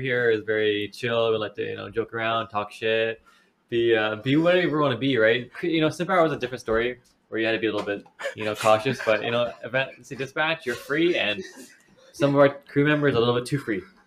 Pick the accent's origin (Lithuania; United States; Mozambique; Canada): Canada; we're from Canada